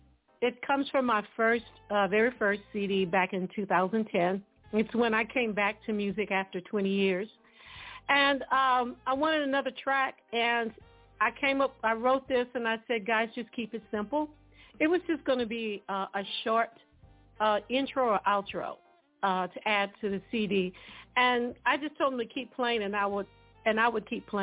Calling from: Dallas, Texas, United States; From Dallas, Texas.

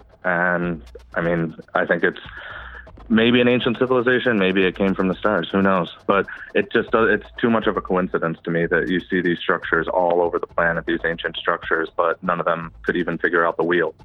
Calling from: Buffalo, New York, United States; I'm calling from, Buffalo area, Western New York.

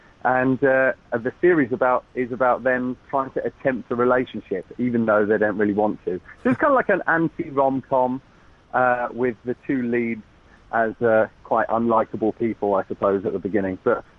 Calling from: Los Angeles, California, United States; I am, yeah, I'm LA-based at the moment. I'm calling you from a very nice hotel room. we're staying at the Beverly Hilton.

